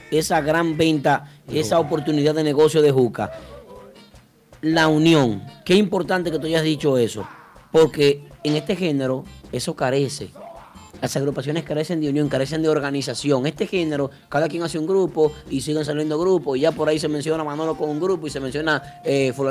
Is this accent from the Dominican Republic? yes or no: yes; Dominican Republic; eso somos dominicanos.